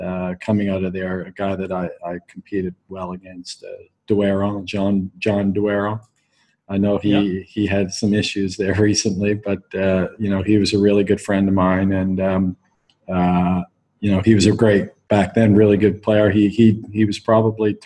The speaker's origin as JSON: {"language": "English", "region": "Atlantic Canada", "country": "Canada", "tie": "born or raised there", "said": "my part of the country, the Atlantic provinces"}